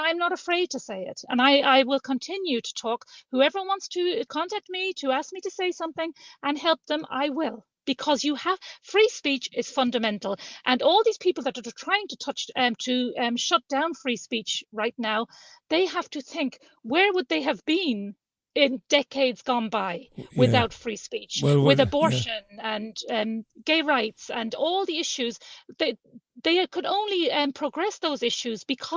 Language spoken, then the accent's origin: English; Sligo, Connacht, Ireland; also born or lived in London; I was born in London to an Irish mum, and mum brought us back as a child, brought us back home to Sligo to live